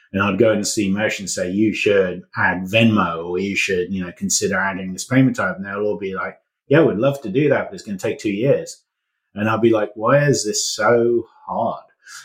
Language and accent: English; London, United Kingdom; now in United States; So as you can tell from my accent, or maybe less now, I've been living in the US for a bit, but I'm actually British. So and Gravy in London, which is where I was, means money.